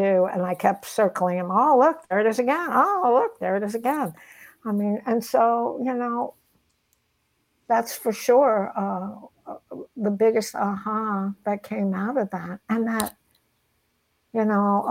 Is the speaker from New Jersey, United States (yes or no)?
yes; Nutley, New Jersey, United States; the way I grew up in Nutley, New Jersey in the 60s without a father